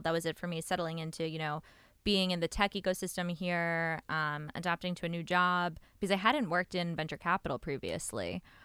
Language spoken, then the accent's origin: English; New York, United States; moved away as an adult; now in Israel; I'm from New York originally. Um, I moved here a few years ago when I joined up west. Uh, grew up in New York, like I said